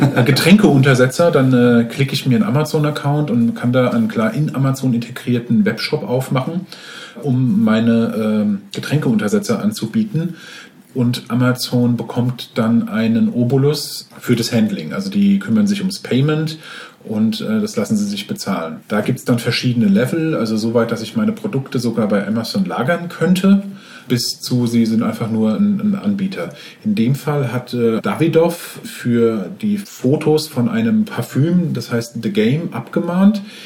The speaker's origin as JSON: {"language": "German", "town": "Frankfurt", "region": "Hesse", "country": "Germany", "said": "Ich stamme aus Frankfurt"}